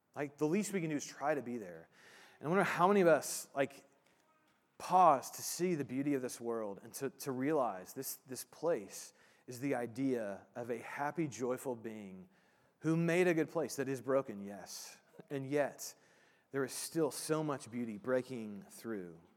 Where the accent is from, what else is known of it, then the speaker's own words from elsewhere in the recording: Indiana, United States; I grew up in Indiana